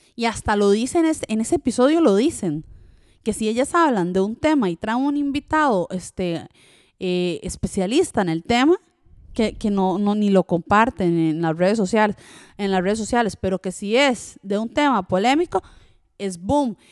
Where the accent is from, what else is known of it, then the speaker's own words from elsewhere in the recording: Costa Rica; first language French; Spanish is a second language; also born or lived in Switzerland; cuando llegué a Costa Rica, aprendí el español no como un niño normal, sino como a patadas, porque tenía que sobrevivir en Costa Rica